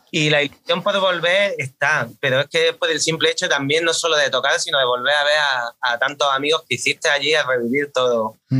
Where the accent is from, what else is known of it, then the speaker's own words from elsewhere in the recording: Granada, Andalusia, Spain; Nosotros más concretamente somos de, somos de Granada capital, pero veraneamos, bueno, yo voy todos los veranos al pueblo de mis padres, que está en la costa